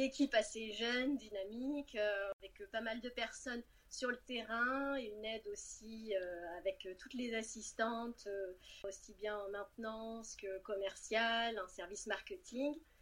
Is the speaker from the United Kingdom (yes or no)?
no; Cannes, Provence-Alpes-Côte d'Azur, France; moved away as an adult; also born or lived in Lyon / Rouen; je suis née et domiciliée à Cannes